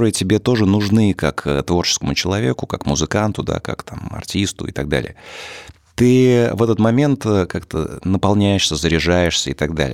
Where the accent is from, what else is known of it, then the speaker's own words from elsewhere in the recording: Tver, Tver Oblast, Russia; Это природа, да, и не, несколько мест э, в городе, в моем родном, в Твери.